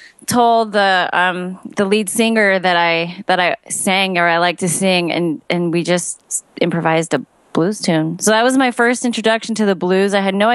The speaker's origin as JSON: {"language": "English", "town": "Chicago", "region": "Illinois", "country": "United States", "tie": "born or raised there", "also_born_or_lived": "Romania"}